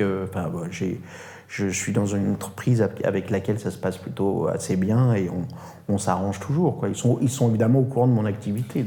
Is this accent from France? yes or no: yes; France; je ne suis pas italien ni russe, je suis français